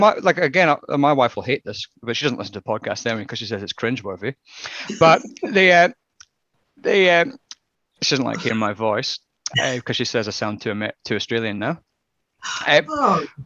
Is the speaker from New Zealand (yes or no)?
no; Scotland, United Kingdom; as a Scotsman